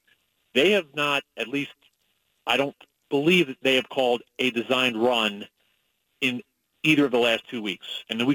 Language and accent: English; Northeast, United States; also born or lived in Massachusetts; now in Salt Lake City, United States; I grew up in the Northeast with Northeast winters, New York, New Jersey. I went to school in Massachusetts.